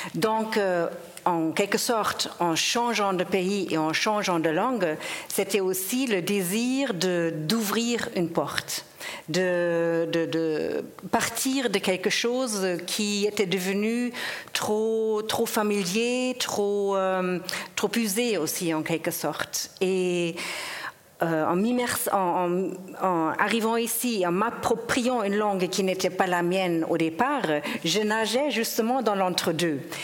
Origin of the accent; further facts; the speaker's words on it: Germany; first language German; French is a second language; moved away as an adult; also born or lived in Geneva, Switzerland; now in Switzerland; je viens de l'Allemagne, je, suis donc germanophone euh, euh, à la base. J'ai vécu toute mon enfance, mon adolescence. Je suis, je suis venue adulte en Suisse